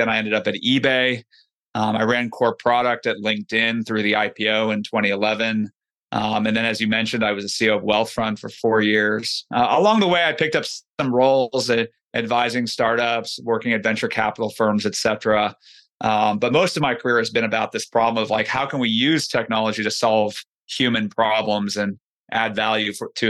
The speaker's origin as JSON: {"language": "English", "region": "California", "country": "United States", "tie": "born or raised there", "said": "You know, I grew up in the Bay Area."}